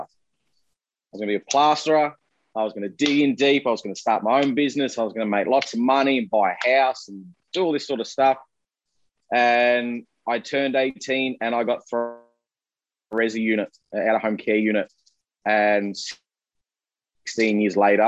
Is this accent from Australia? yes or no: yes; Melbourne, Victoria, Australia; I'm from Melbourne